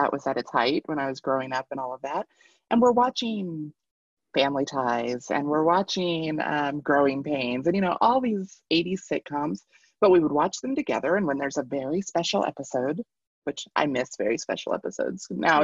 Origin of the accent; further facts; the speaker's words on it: Kentucky, United States; now in Colorado, United States; I grew up in Kentucky